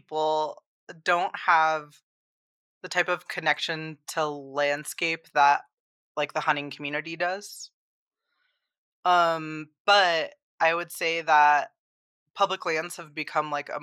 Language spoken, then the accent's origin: English; Colorado, United States; I grew up in Colorado. I was surrounded by public land